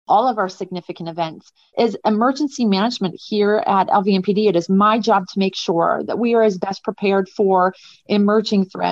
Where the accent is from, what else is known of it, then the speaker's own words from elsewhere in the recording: Seattle, Washington, United States; moved away as an adult; now in Las Vegas, United States; I'm a transplant. I'm from Seattle, Washington, actually.